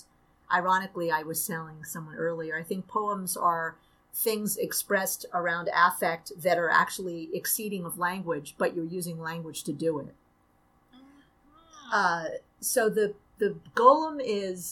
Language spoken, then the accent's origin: English; New York City, New York, United States; moved away as an adult; now in Syracuse, United States; I'm from Brooklyn, represent. And I grew up in Brooklyn.